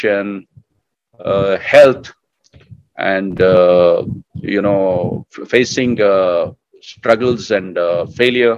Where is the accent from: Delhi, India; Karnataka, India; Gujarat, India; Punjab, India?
Karnataka, India; Bangalore; I was growing up in Bangalore